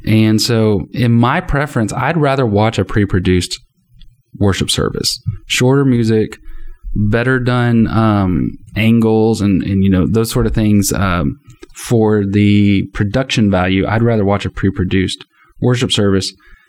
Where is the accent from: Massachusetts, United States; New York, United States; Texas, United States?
Texas, United States; as a Texan